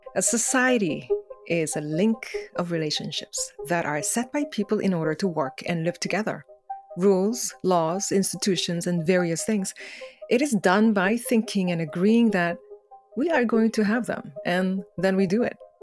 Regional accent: South Korea; English is a second language; now in Canada; growing up in Korea

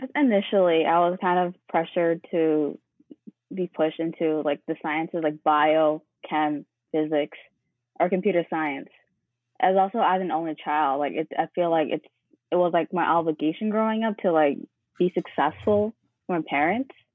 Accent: New York City, New York, United States; also born or lived in Manhattan; I was born in Manhattan, but grew up in Brooklyn

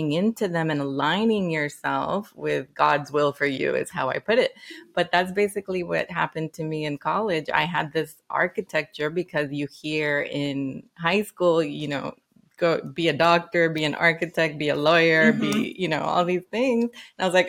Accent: Nicaragua; also born or lived in Washington, D.C.; now in United States; I am from Nicaragua, so I went through the immigration process myself

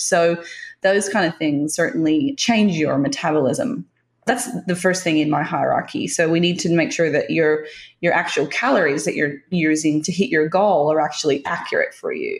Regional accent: Tasmania, Australia; I grew up in Tasmania, which is the island just south of Australia.

